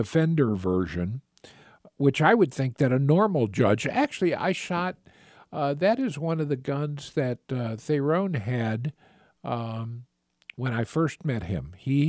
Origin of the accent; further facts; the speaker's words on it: Kanagawa, Japan; born there; I actually, I was born in Japan when my father was in the Navy. So he was stationed in Kamiseya there.